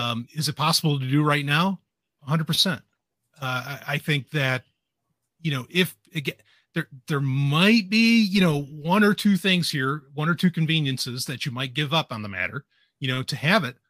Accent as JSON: {"language": "English", "town": "New York City", "region": "New York", "country": "United States", "tie": "born or raised there", "also_born_or_lived": "New Hampshire", "moved": "yes", "said": "I grew up in Queens"}